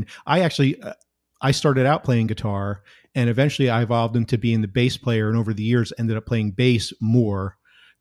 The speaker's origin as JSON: {"language": "English", "region": "New Jersey", "country": "United States", "tie": "born or raised there", "moved": "yes", "said": "I'm originally from New Jersey"}